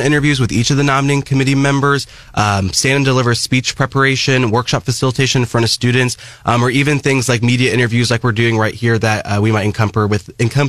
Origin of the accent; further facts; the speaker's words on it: Mexico, Missouri, United States; I'm from Mexico, Missouri, grew up, born and raised Audrain County